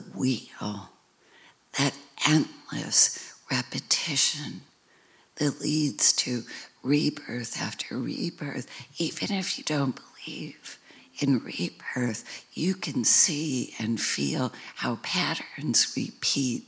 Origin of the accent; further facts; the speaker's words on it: United States; growing up in America, in a Western tradition